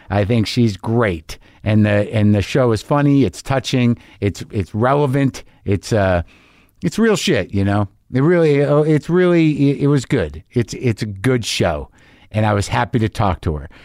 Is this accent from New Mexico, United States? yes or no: yes; New Mexico, United States; I grew up in New Mexico